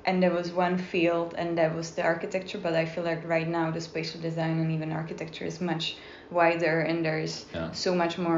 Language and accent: English; Czechia; moved away as an adult; also born or lived in Dundee, Scotland / Prague; originally from Czech Republic